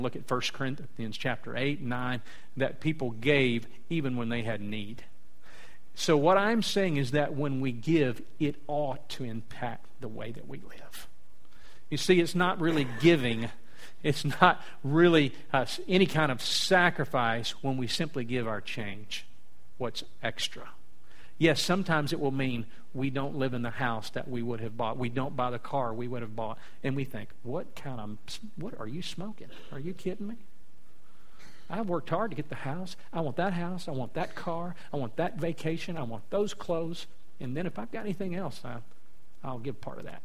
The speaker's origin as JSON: {"language": "English", "region": "South Louisiana", "country": "United States", "said": "I'm from South Louisiana"}